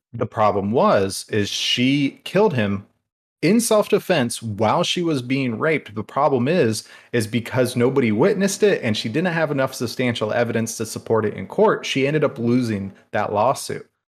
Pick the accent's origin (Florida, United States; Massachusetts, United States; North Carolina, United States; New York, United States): Florida, United States; area near Pine Island; Pine Island does separate um, where I'm from from the Gulf